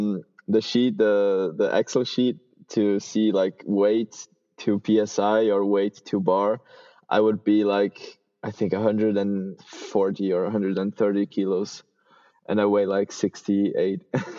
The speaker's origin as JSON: {"language": "English", "country": "Switzerland", "tie": "born or raised there", "also_born_or_lived": "Brazil", "said": "I was born in Brazil, and I moved to Switzerland when I was 14. So I basically grew up there, and I had never ridden mountain bikes or at least jumps in Brazil."}